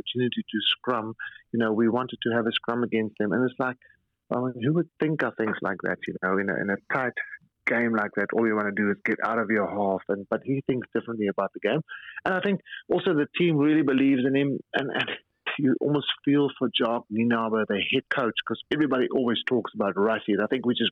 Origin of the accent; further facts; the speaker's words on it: South Africa; as a South African rugby supporter